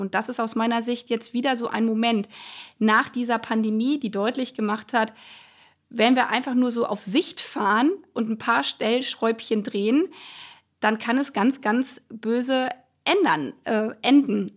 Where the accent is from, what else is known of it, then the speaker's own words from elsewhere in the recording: a village in Lower Saxony, Germany; now in Brandenburg, Germany; da, wo ich herkomme, aus, vom niedersächsischen Dorf